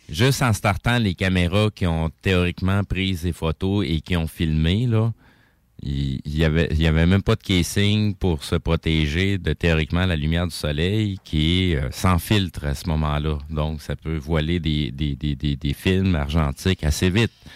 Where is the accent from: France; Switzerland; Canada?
Canada; Quebec; en tant que Québécois, on, est capable de se sentir Canadien aujourd'hui.